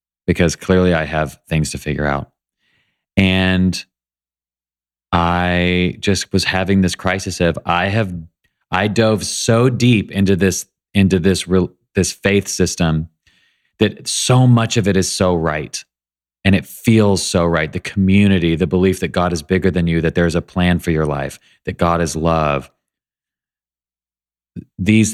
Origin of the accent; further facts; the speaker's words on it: Nashville, Tennessee, United States; I was raised in Nashville by amazing parents